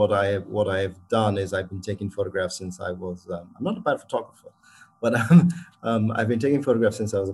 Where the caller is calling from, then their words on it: Lagos, Nigeria; I'm speaking from Lagos in Nigeria.